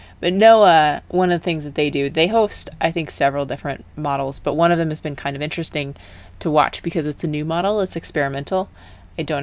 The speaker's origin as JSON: {"language": "English", "country": "United States", "said": "as an American"}